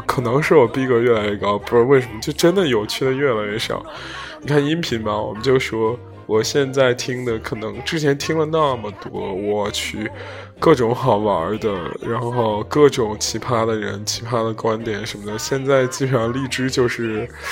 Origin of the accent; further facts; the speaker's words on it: Zhengzhou, Henan, China; moved away; 就是来自我家乡城市